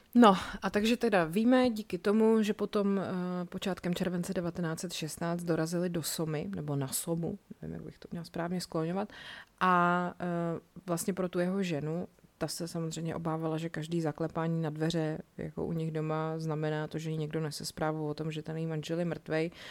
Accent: Czechia; tady u nás v Čechách

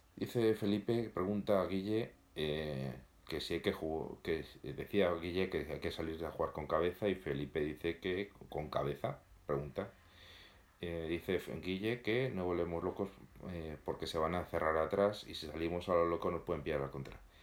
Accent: Madrid, Community of Madrid, Spain; Vivimos en la ciudad, los que somos de Madrid

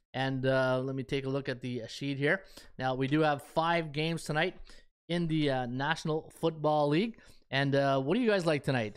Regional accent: Canada; I'm a Canadian living in Ottawa, Ontario, Canada, and I grew up on the C F L

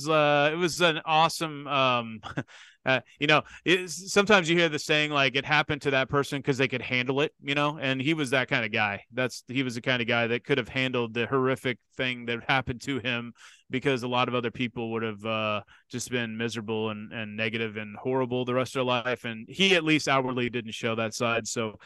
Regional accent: Kansas City, United States; And because I'm from Kansas City and I went to WWF

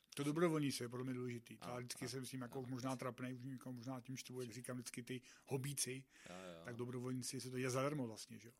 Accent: South Bohemian Region, Czechia; jsem z Jižních Čech

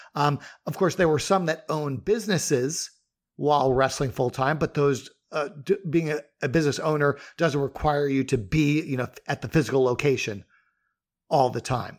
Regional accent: New York, United States; both you and I grew up in New York

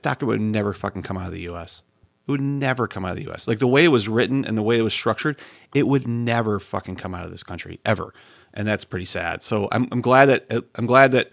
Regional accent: United States; as an American

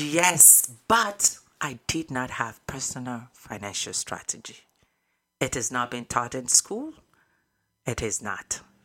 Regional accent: Nigeria; moved away; I was born in Nigeria, West Africa.

